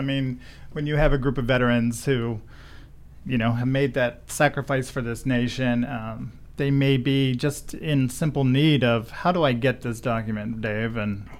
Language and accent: English; DuBois, Pennsylvania, United States; born or raised there